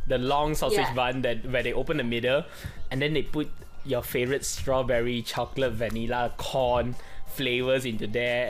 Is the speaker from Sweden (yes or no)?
no; Malaysia; as a Malaysian kid